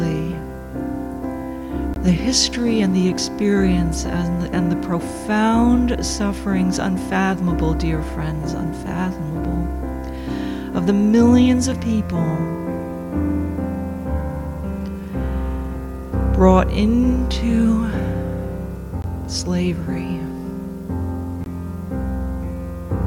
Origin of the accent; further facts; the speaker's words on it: United States; now in Sydney, Australia; my home country of the United States